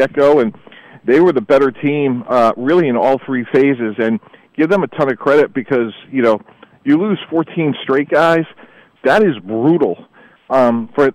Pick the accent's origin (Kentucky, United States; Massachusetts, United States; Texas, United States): Massachusetts, United States; Boston; also born or lived in New York; growing up in the Northeast, born in New York, grew up in Boston